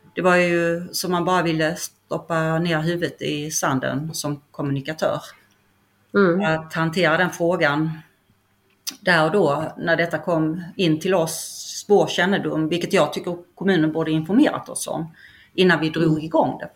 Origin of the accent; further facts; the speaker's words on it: Skåne, Sweden; accent: Skåne dialect; also born or lived in Stockholm; now in Kaxås, Sweden; jag är ju inte härifrån, vilket hörs på min dialekt, jag är från Skåne